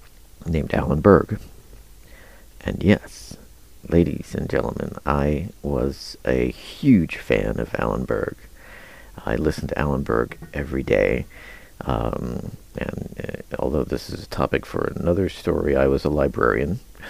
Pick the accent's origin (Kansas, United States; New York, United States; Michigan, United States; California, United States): Kansas, United States; moved away as an adult; also born or lived in Denver, Colorado; of course I grew up in Kansas. There weren't a lot of radio stations, you know, KJCK.